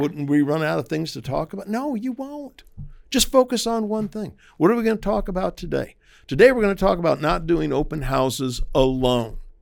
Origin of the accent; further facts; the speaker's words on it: Maryland, United States; moved away; We grew up in Maryland, uh, which is the the northernmost southern state